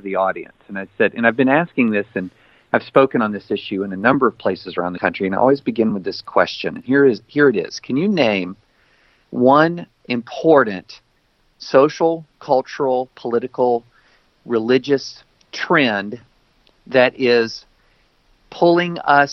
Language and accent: English; the South, United States; I grew up in the South, in the rural South